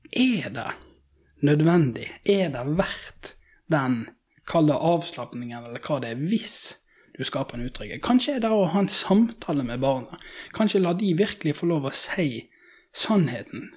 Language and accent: Norwegian; Norway